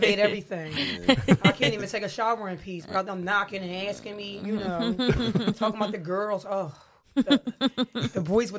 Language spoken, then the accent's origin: English; Philadelphia, Pennsylvania, United States; I was raised here all my life.